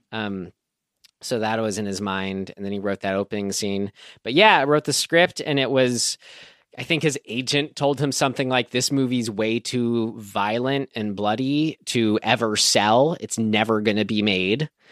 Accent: San Rafael, California, United States; my hometown, Santa Rafael

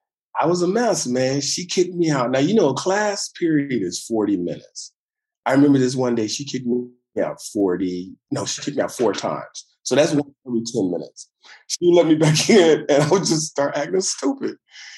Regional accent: Detroit, Michigan, United States; I'm 65. So I grew up in the 60s. I grew up prime Motown era.

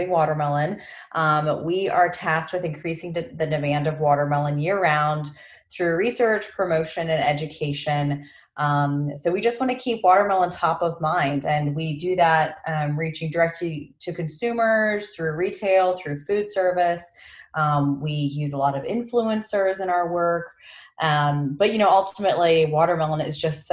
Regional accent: Florida, United States; I grew up in Florida

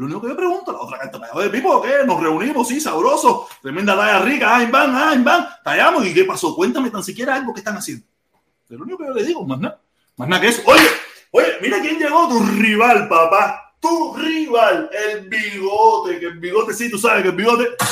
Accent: Cuba; now in United States; después que me fui de Cuba

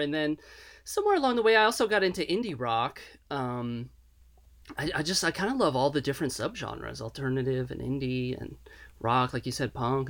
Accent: Gainesville, Florida, United States; also born or lived in Miami / Tampa / Orlando / Chicago; now in Nashville, United States; I grew up in Gainesville, and then I lived in Miami and Tampa and Orlando, Chicago for a little while, and I settled on Nashville about 10 years ago.

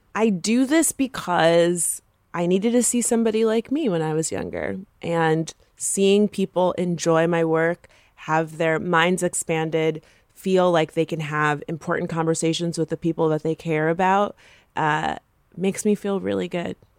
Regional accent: Florida, United States; I'm from Florida

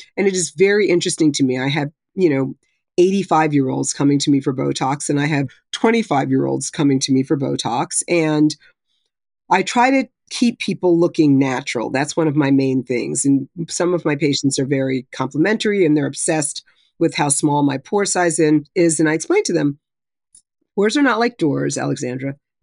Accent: New Jersey, United States; where I grew up in North Jersey

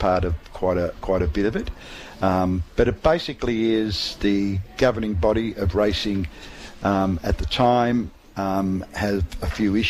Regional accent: Melbourne, Victoria, Australia; now in Tasmania, Australia; Now, I grew up in Melbourne, as you know, and I used to live and hang out around Ascot Vale.

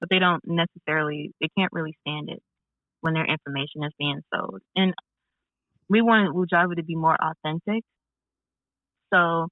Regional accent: Chicago, Illinois, United States; Chicago, my hometown

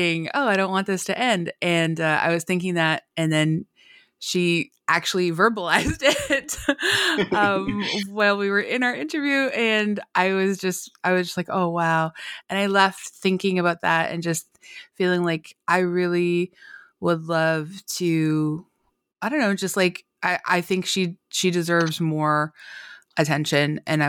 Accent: Canada; Well, I think, you know, like a lot, I'm Canadian, and so I think like a lot of Canadians

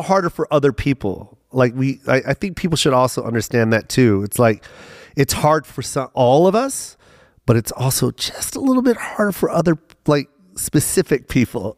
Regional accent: Tacoma, Washington, United States; also born or lived in Las Vegas; I'm from Tacoma

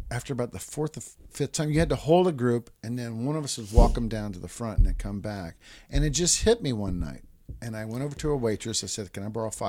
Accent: Japan; And I was raised in Japan, so I knew about a lot about.

